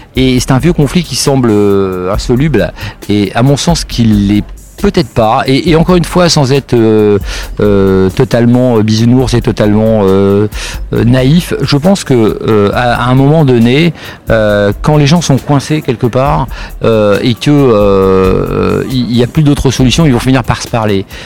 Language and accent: French; Sarcelles, Île-de-France, France; je, viens euh, d'une cité d'ailleurs enfin je viens de Sarcelles qui est pas non plus euh, l'endroit c'est la banlieue parisienne